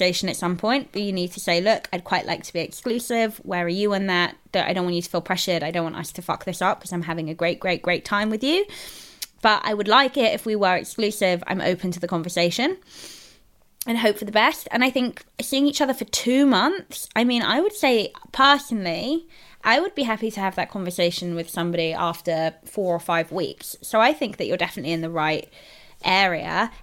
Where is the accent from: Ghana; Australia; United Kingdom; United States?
United Kingdom; London; I'm like a Londoner.